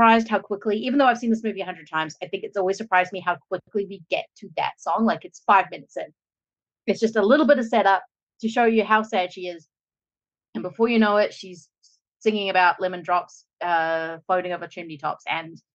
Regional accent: Australia; moved away as an adult

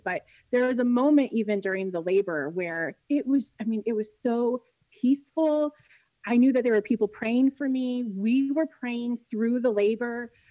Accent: Central Illinois, United States; Central Illinois, which is where I'm from. It's where I was born and raised, where we live now

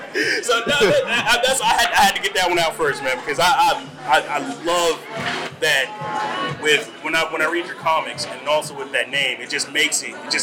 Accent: Augusta, Georgia, United States; we're both from Augusta. I got to shout out my hometown, first of all. Got 706 on, man. Shout out to Augusta.

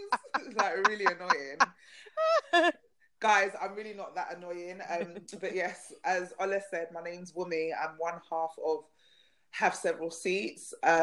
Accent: London, United Kingdom; I'm a South Londoner.

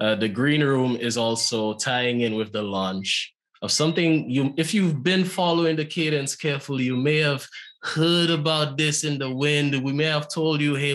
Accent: St. Lucia; I'm from St. Lucia

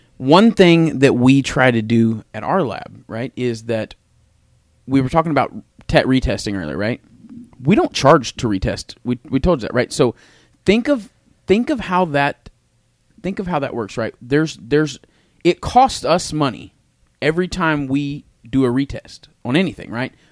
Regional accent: Tulsa, Oklahoma, United States; I grew up on the West Side

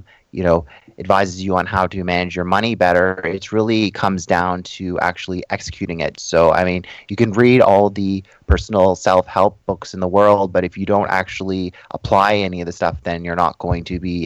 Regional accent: Toronto, Ontario, Canada; I was born and raised in Toronto, Ontario

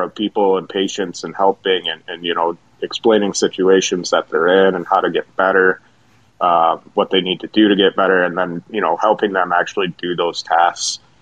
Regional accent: Jackson, Michigan, United States; moved away as an adult; also born or lived in Mount Pleasant, Michigan / Columbus, Ohio; born and raised in Jackson, Michigan

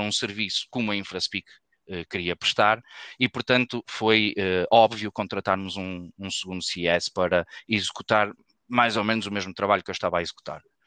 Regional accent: Porto, Norte, Portugal; eu sou do Porto, fizemos faculdade juntos aqui na, na Faculdade de Engenharia

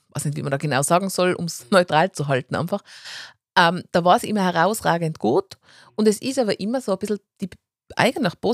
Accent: Tyrol, Austria; Aber ich glaube, also man ist jetzt als Tiroler, glaube ich, in Wien auch nicht immer ganz hundertprozentig beliebt.

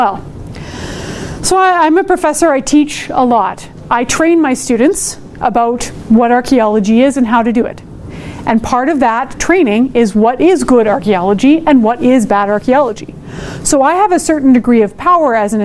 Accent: Edmonton, Alberta, Canada; I'm from Edmonton, Amiskuchiwas, Kahikan, and I am Métis.

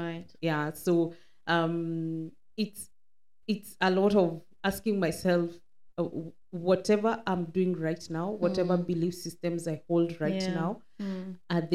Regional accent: Kenya; now in Dubai, United Arab Emirates; I come from Kenya, a tribe called Kikuyu.

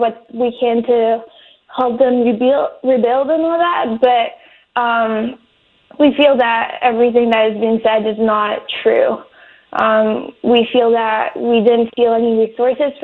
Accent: France; moved away as an adult; now in Malibu, United States; I was born and raised in France

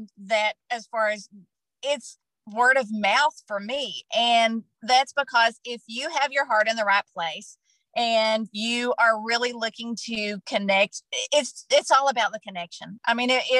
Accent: Kentucky, United States; moved away as an adult; also born or lived in Tennessee; moving back to where I grew up in Kentucky with my daughter

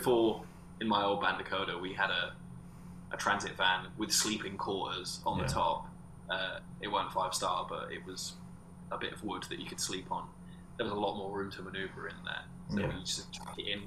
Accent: Corby, East Midlands, United Kingdom; I'm from Corby

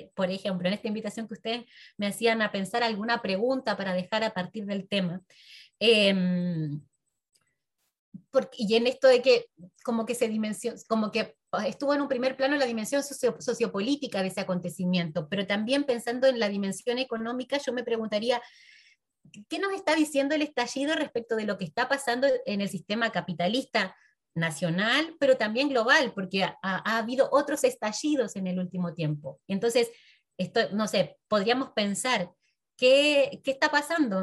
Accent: Argentina; mi pueblo de origen, que es un pueblo pequeño, una zona rural de la Argentina

